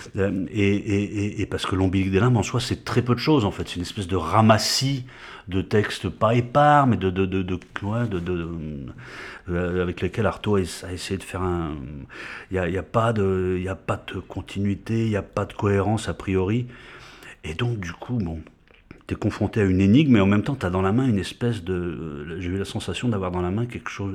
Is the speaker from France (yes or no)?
yes; France; en tant que Français, qui parle français, qui a été à l'école publique française